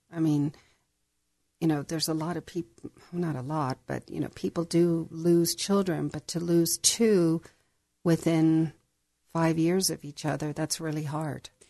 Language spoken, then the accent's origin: English; Northern Ireland, United Kingdom; moved away as an adult; also born or lived in San Diego, United States; now in United States; I was raised in Northern Ireland, um, but I was, I was born in San Diego